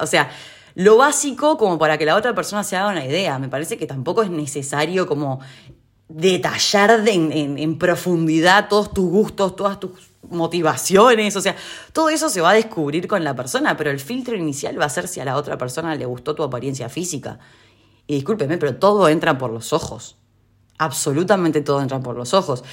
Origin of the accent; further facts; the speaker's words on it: Uruguay; now in Argentina; donde yo vivo en Argentina y siendo uruguaya